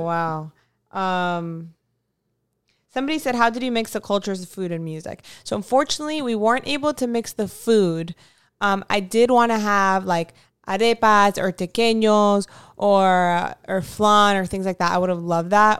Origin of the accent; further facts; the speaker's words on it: United States; I'm also American, but my parents are from South America